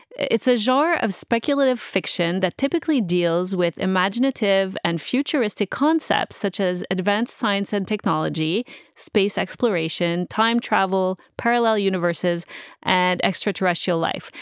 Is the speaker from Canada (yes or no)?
yes; Montreal, Quebec, Canada; I'm from Montreal and from Quebec City, which is also pretty old